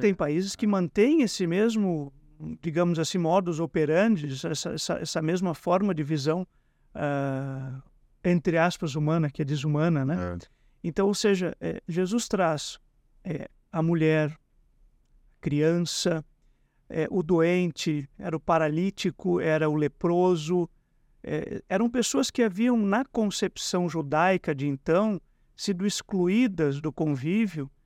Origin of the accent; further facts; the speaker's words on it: Brazil; Como bons brasileiros